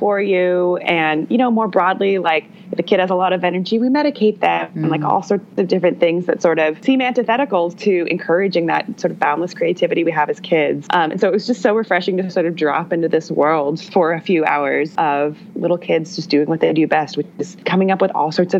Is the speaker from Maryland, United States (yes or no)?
no; Milwaukee, Wisconsin, United States; I grew up in the Milwaukee area